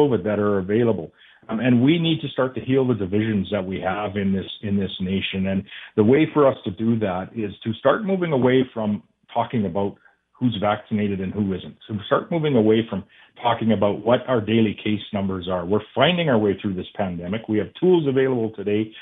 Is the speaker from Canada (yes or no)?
yes; Canada; as a Canadian